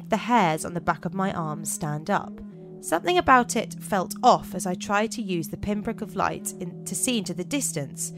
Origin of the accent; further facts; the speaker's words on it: England, United Kingdom; As English people